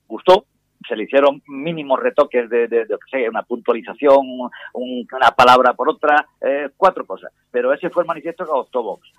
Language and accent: Spanish; Córdoba, Andalusia, Spain; en Córdoba, mi tierra